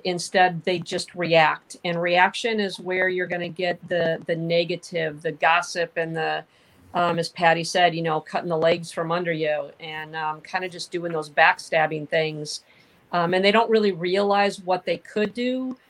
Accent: the North, United States; I'm actually from the North. I had a lot to overcome moving to the South.

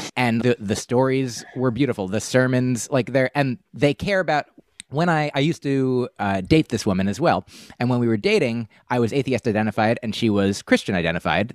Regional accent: United States; We grew up in the United States

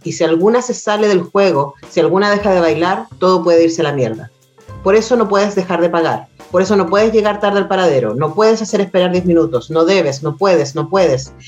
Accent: Chile; nos han mentido respecto a quienes somos, a los chilenos

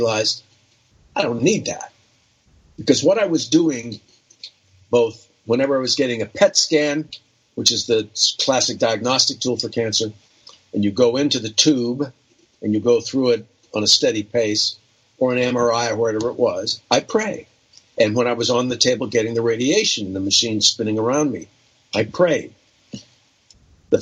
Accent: Ohio, United States; moved away; also born or lived in New York; I have friends back in Ohio where I grew up and in New York

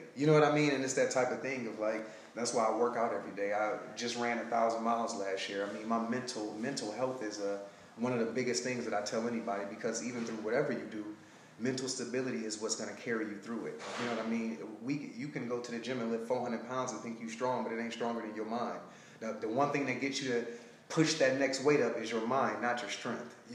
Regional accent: Detroit, Michigan, United States; moved away as an adult; also born or lived in Alabama / Sacramento; now in California, United States; Well, I'm from Detroit, Michigan. I left there and I got a full track scholarship to Alabama State

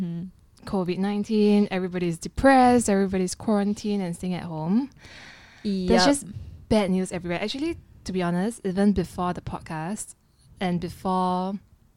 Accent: Singapore; we are from Singapore

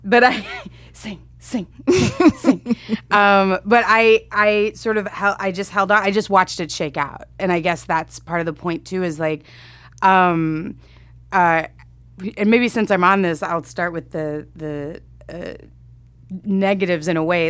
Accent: Grand Prairie, Texas, United States; moved away; I'm from Texas, um, a suburb of Dallas, Grand Prairie

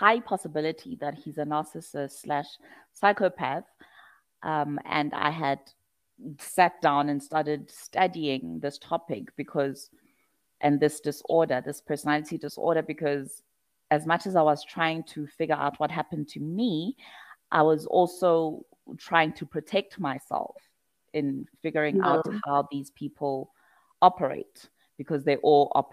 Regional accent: Pietermaritzburg, KwaZulu-Natal, South Africa; moved away; my hometown, Pietermaritzburg

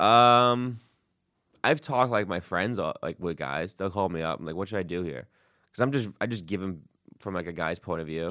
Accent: New York City, New York, United States; I'm from Queens

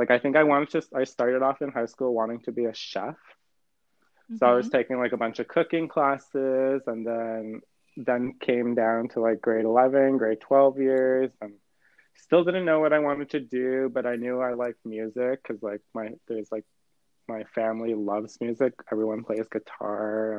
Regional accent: Moose Factory, Ontario, Canada; also born or lived in Waskaganish, Quebec (family origin); now in Toronto, Canada; I was born and raised in Moose Factory, Ontario, which is in the James Bay region

